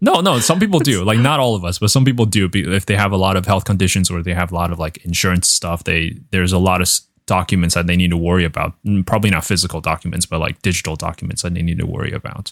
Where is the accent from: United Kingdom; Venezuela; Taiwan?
Taiwan; now in United States; growing up in Taiwan with universal healthcare and you can imagine the culture shock when I moved here